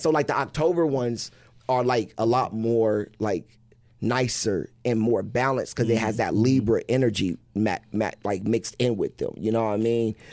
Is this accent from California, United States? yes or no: no; Wichita, Kansas, United States; I'm from Wichita